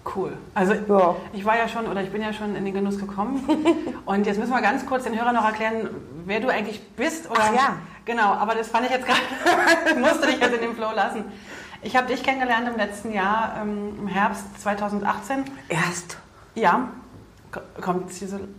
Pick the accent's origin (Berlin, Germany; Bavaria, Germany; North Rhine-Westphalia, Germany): Berlin, Germany; accent: Berlinerisch; ich bin ja auch Berlinerin